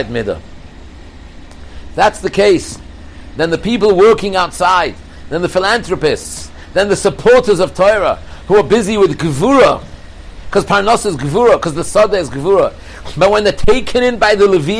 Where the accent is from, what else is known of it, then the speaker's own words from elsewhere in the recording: England, United Kingdom; I'm from England